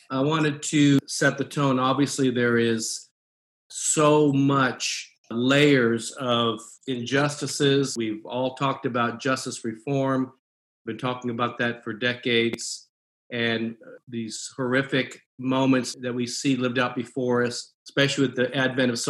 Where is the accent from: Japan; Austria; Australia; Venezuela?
Japan; born there; I'm an American with Asian descent. I was born in Japan, mother was Japanese.